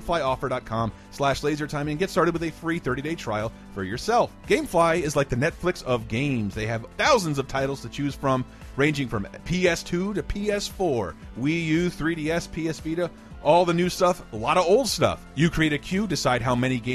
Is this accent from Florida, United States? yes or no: yes; Tallahassee, Florida, United States; moved away; we're flying into my hometown. I'm looking over all my old buildings and seeing my friends' houses.